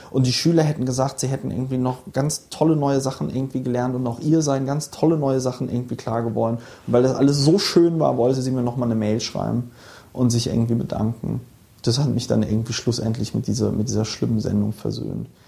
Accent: Bonn, North Rhine-Westphalia, Germany; also born or lived in Palatinate; Ich bin, ich bin in Bonn aufgewachsen.

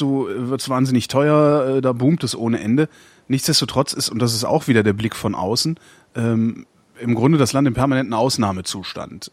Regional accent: Germany; ich bin Deutscher und wohne in Deutschland

